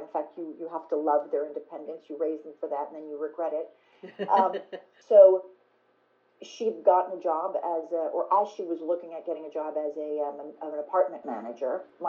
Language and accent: English; New York, United States; Like, you have to think of all that as a New Yorker. You know, we're not rich.